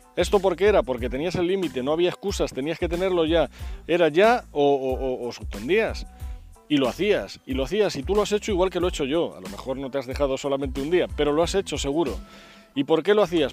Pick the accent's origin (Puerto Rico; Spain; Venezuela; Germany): Spain; en España somos